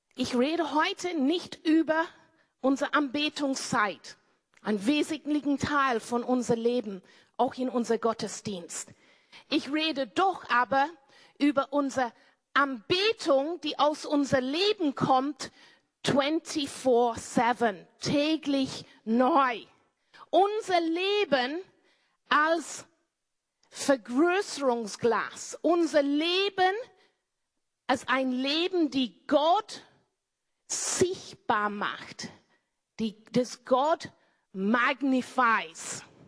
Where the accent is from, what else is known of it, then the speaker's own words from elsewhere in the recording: Cornwall, South West England, United Kingdom; German is a second language; moved away as an adult; now in Austria; zu meiner Family, Family zurückgegangen in Cornwall in Großbritannien, wo meine Eltern Bauern sind. Ich bin eine Bauerntochter.